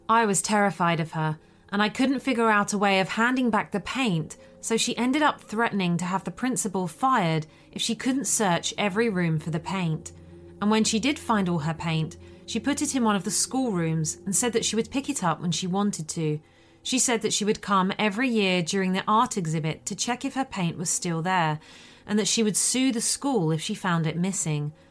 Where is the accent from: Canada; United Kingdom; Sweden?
Sweden; it happened in my home country of Sweden